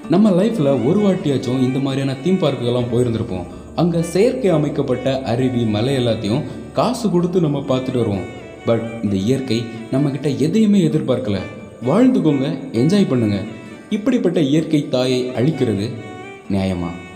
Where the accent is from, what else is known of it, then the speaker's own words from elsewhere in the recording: Kanyakumari, Tamil Nadu, India; என்னுடைய சொந்த ஊரான கன்னியாகுமரி